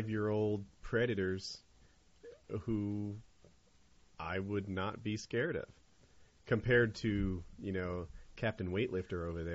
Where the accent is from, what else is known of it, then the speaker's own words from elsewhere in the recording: North Carolina, United States; also born or lived in New Jersey; I'm from North Carolina